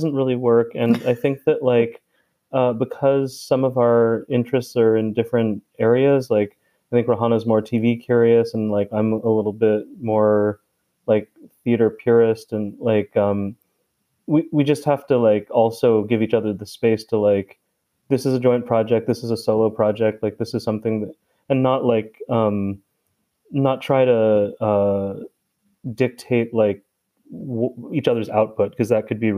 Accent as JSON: {"language": "English", "town": "San Diego", "region": "California", "country": "United States", "tie": "born or raised there", "also_born_or_lived": "New York", "said": "I grew up here in San Diego"}